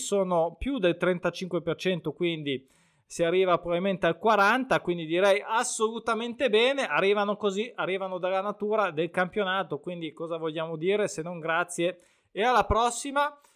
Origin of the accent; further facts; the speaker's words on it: Lake Como, Lombardy, Italy; oltre a essere il mio lago, quindi in un certo senso, anche se sono di Rimpettai, dell'altro ramo